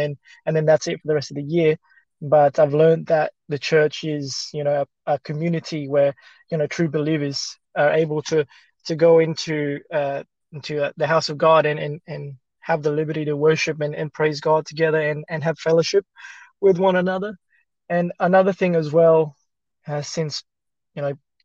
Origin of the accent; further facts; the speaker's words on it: Australia; English is a second language; also born or lived in Philippines; growing up in Australia